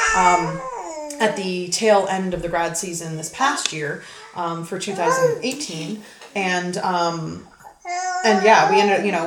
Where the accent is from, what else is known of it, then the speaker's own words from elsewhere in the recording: Halifax, Nova Scotia, Canada; moved away as an adult; also born or lived in Calgary, Alberta; now in Airdrie, Canada; I am actually from Nova Scotia originally.